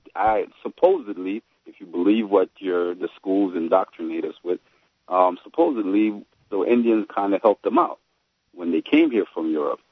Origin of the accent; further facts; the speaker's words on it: Haiti; I'm from Haiti